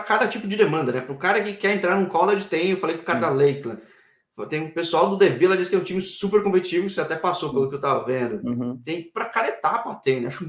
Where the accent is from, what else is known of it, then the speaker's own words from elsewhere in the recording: São Paulo, Brazil; Eu sou de São Paulo